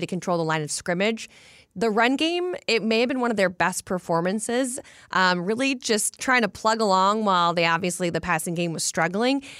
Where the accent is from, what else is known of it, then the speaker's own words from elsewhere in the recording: the South, United States; moved away; growing up in the South